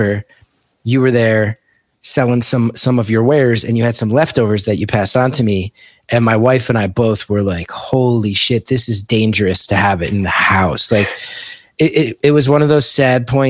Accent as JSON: {"language": "English", "town": "West Orange", "region": "New Jersey", "country": "United States", "tie": "born or raised there", "said": "I grew up in West Orange"}